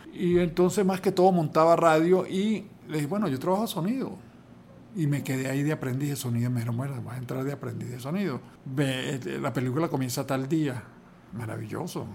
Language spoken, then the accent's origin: Spanish; Caracas, Capital District, Venezuela; also born or lived in Calabozo, Guárico; yo nací en un pueblo, en una, bueno, una ciudad, en Calabozo, en el estado Guárico, y mi familia decidió venirse a Caracas